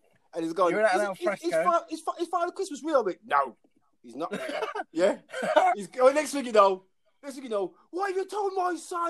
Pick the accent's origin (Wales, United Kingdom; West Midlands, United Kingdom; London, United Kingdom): West Midlands, United Kingdom; Birmingham; also born or lived in Hereford / Aylesbury; I grew up in Handsworth, innit, yeah? But I was kind of posh compared to some Handsworth people.